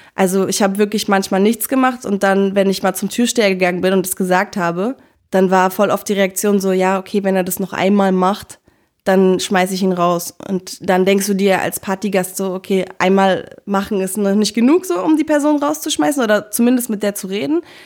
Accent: Berlin, Germany; Ich bin Berlinerin

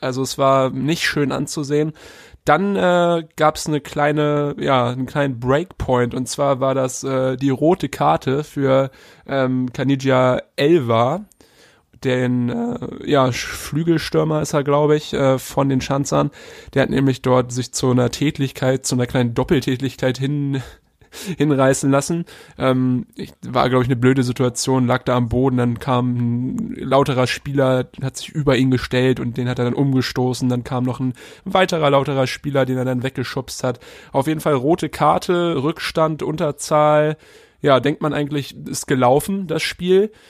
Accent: Halstenbek-Rellingen, suburb of Hamburg, Schleswig-Holstein, Germany; SV Heizenbeck-Relling hier, Vorort von, von Hamburg, da wo ich herkomme

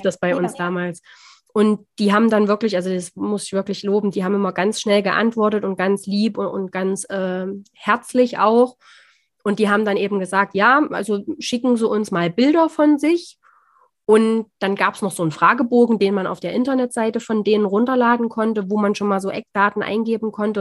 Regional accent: near the Saxon border, Thuringia, Germany; wir kommen aus Thüringen, ein bisschen hört man es vielleicht

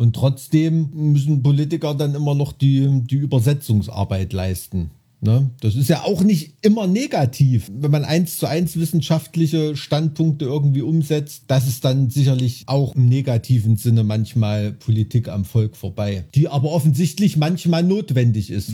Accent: Thuringia, Germany; bei uns in Thüringen

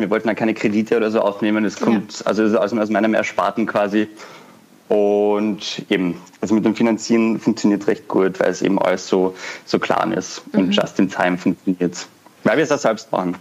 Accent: Vienna, Austria; ich komme aus Wien, bin 21 Jahre alt

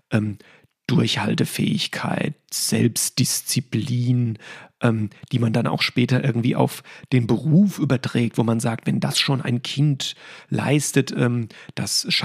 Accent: Hesse, Germany; als Hesse überhaupt eine Verbindung aufgebaut habe ja. zu Borussia Dortmund

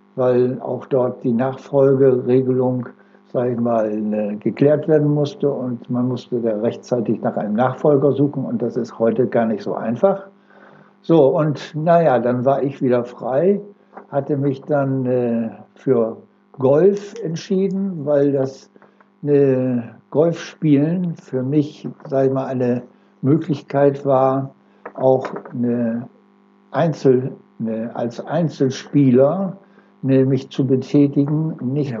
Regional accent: Oldenburg, Lower Saxony, Germany; moved away; also born or lived in Delmenhorst; Ich bin geboren in Oldenburg 1938 und äh, mich hat es dann verschlagen von Oldenburg in den Bereich äh, nach Delmenhorst.

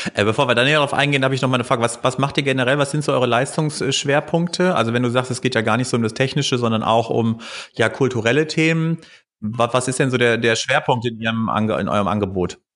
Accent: Bielefeld, North Rhine-Westphalia, Germany; moved away as an adult; also born or lived in Cologne; Ich bin ja selber auch aus Bielefeld

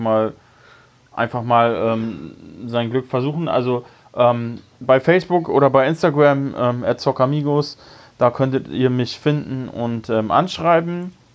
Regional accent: Bremerhaven, Bremen, Germany; in meiner Heimatstadt in Bremerhaven

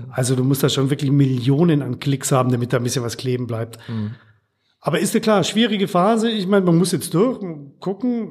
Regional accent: Bavarian Swabia, Germany; moved away as an adult; also born or lived in Regensburg; now in Ruhr area, Germany; Ich bin eher bayerischer Schwabe oder schwäbischer Bayer

